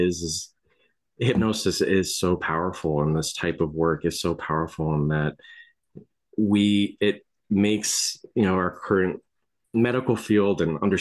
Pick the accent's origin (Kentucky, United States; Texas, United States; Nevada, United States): Nevada, United States; Las Vegas; I grew up in Las Vegas around Area 51